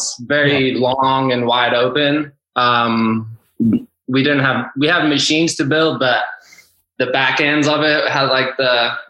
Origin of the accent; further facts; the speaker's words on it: Kitwe, Copperbelt Province, Zambia; also born or lived in Witbank, South Africa / Chingola, Zambia; now in United States; I was born in Witbank, South Africa. It's kind of out there in the middle of nowhere. My dad worked on the coal mine there. So when I was about 3 years old, we packed up and we all left to Zambia.